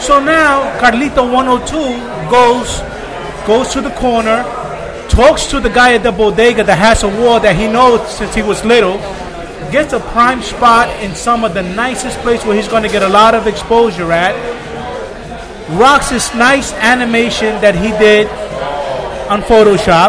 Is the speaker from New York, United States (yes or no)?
yes; New York City, New York, United States; I grew up in Brooklyn Beach, New York